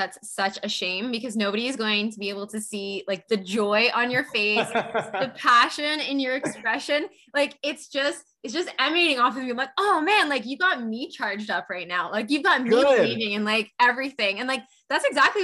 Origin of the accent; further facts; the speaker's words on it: Canada; I'm Canadian